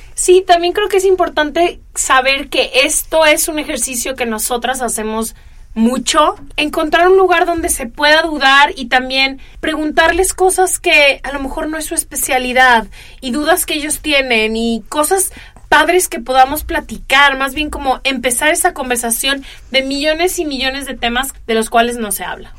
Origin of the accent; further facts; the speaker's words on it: Guadalajara, Jalisco, Mexico; moved away as an adult; also born or lived in Italy / California / New York; now in Los Angeles, United States; crecí en Guadalajara